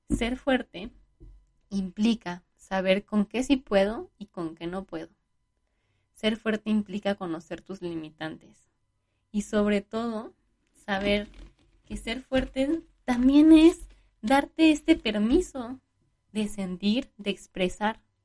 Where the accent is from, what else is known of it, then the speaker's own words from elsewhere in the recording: Mexico; como buenos mexicanos, pues fuimos como tomando de las, de las dos culturas